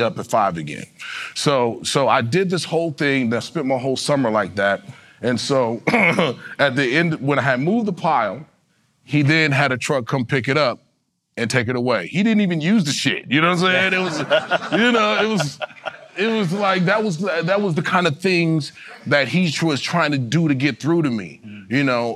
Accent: Detroit, Michigan, United States; moved away; also born or lived in Albuquerque, New Mexico / Los Angeles, California; I was born in Detroit, Michigan.

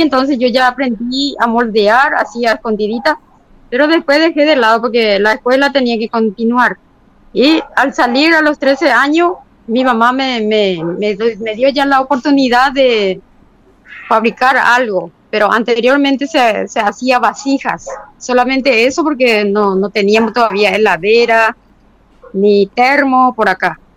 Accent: Paraguay; also born or lived in Tobatí

